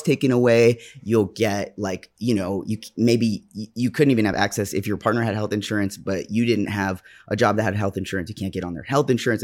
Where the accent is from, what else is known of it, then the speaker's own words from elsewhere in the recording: New York, United States; I'm a New Yorker.